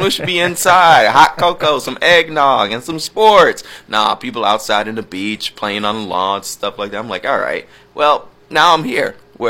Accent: Atlanta, Georgia, United States; now in Minnesota, United States; When I was growing up in Atlanta, Georgia, it snowed.

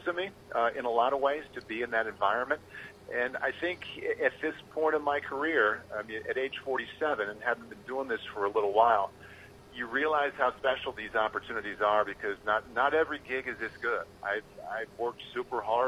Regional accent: Iowa City, Iowa, United States; moved away; I grew up in a college town, you know, growing up in Iowa City

